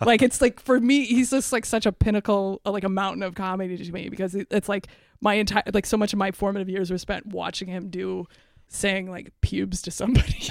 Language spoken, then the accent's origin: English; Iowa, United States; I'm from Iowa